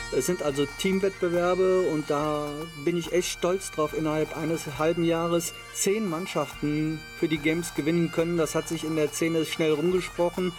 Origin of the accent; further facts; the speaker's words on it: Krefeld, North Rhine-Westphalia, Germany; meinen Heimatort Oerdingen